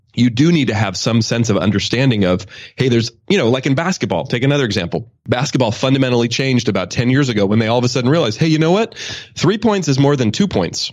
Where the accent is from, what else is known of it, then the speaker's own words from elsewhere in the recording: Oakland, California, United States; I grew up in Oakland.